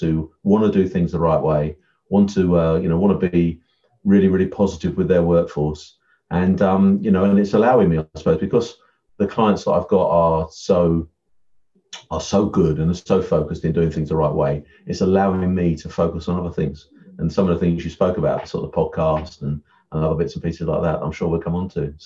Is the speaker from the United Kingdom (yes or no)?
yes; Essex, East of England, United Kingdom; also born or lived in Yorkshire; I'm from Essex. I'm Essex man, as they say. So, I grew up in sort of Southend and sort of Colchester areas